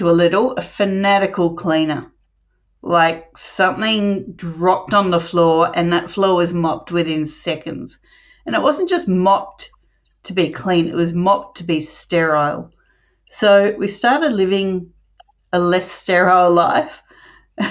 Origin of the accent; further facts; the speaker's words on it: Melbourne, Victoria, Australia; I was born in Melbourne. Now I live outside Melbourne